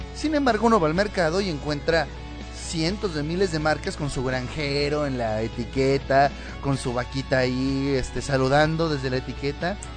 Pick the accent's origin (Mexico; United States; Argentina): Mexico; somos los mexicanos